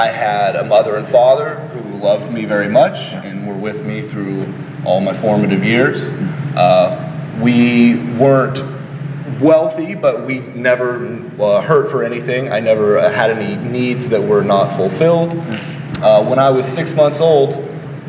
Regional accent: California, United States; now in Washington, United States; I am originally from the state of California

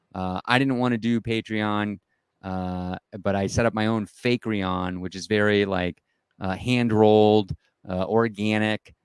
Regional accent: East Coast, United States; moved away as an adult; also born or lived in Denver, Colorado; now in Colorado, United States; I grew up on the East Coast, but I've been out here about twenty-five years

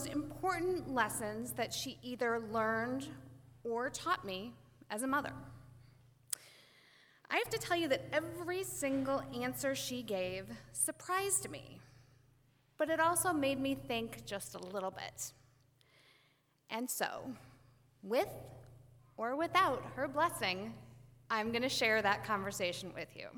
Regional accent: Western Springs, Illinois, United States; I grew up here in Western Springs over on Clawson

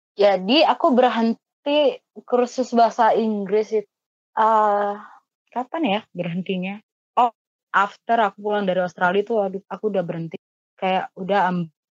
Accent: Surabaya, East Java, Indonesia; aku anak Surabaya asli

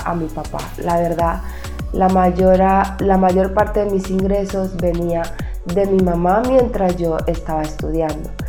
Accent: Buenaventura, Valle del Cauca, Colombia; also born or lived in Cali, Colombia; Mi padre recuerdo que vivía en la ciudad natal de donde yo soy, yo estaba en la ciudad de Cali, Colombia

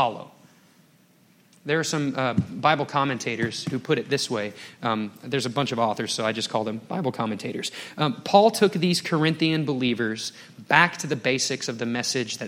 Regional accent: Dallas, Texas, United States; moved away as an adult; also born or lived in Colorado; growing up in Dallas-Fort Worth

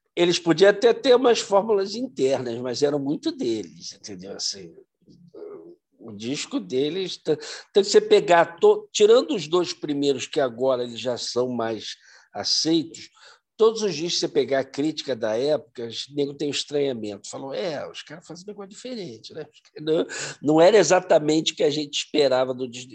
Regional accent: Brazil; a gente como brasileiro

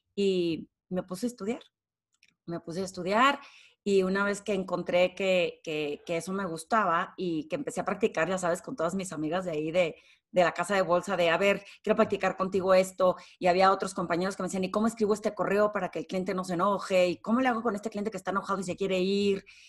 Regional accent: Torreón, Coahuila, Mexico; moved away as an adult; now in Mexico City, Mexico; soy de Torreón

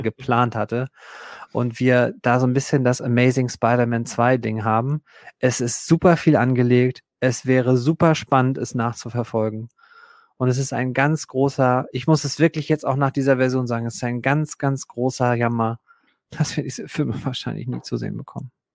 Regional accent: Germany; für uns als Deutsche

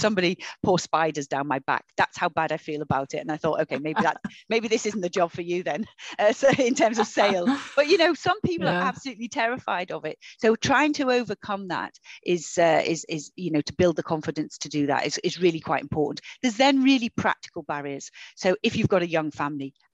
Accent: Liverpool, North West England, United Kingdom; also born or lived in Knowsley; I grew up in Liverpool. You know, I grew up in the 70s and 80s and 90s in Liverpool.

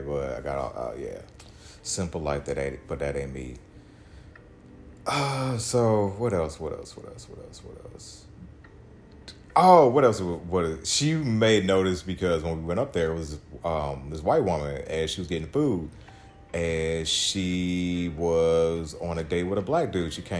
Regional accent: Missouri, United States; I'm from Missouri

